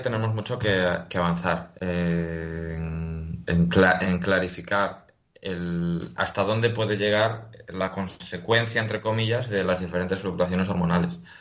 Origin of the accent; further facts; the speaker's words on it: Galicia, Spain; soy gallego